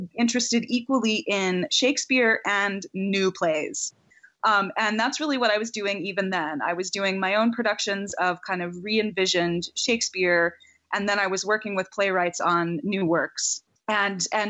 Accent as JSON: {"language": "English", "region": "Texas", "country": "United States", "tie": "born or raised there", "also_born_or_lived": "New York City", "moved": "as an adult", "said": "I grew up in Texas"}